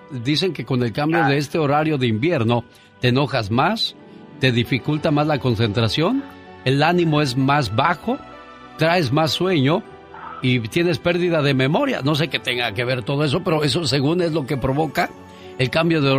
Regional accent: Chiapas, Mexico; moved away; Por eso yo digo, un día salí de Chiapas, pero Chiapas nunca salió de mí.

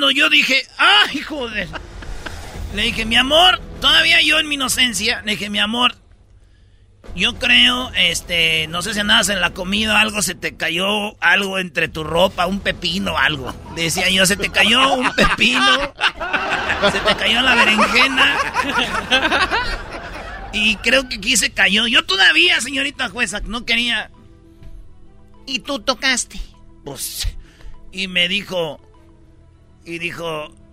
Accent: Michoacán, Mexico; yo, como soy de Michoacán, tenemos de, de a 10 o 20 niños

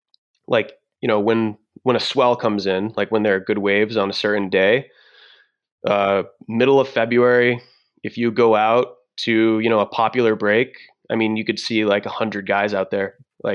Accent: Massachusetts, United States; Yeah. So I'm from Southern Massachusetts actually.

